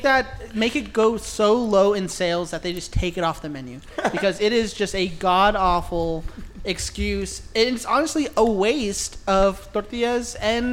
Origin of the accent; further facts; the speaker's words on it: California, United States; also born or lived in Texas; just being Mexican myself, growing up in California and then in Texas, fucking Mexican food is ingrained in me.